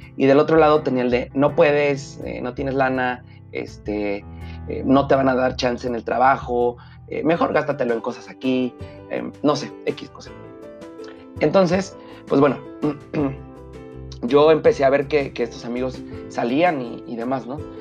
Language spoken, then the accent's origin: Spanish; Mexico; como buen mexicano